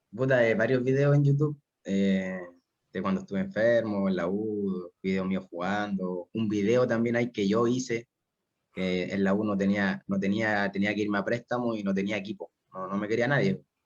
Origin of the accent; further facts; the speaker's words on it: Concepción, Biobío, Chile; yo soy de Concepción, casi toda mi familia es de Concepción